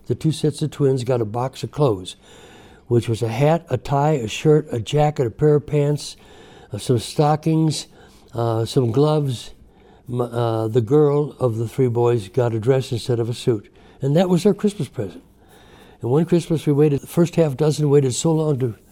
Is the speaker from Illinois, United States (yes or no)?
yes; Chicago, Illinois, United States; We grew up in the steel mill district of South Chicago.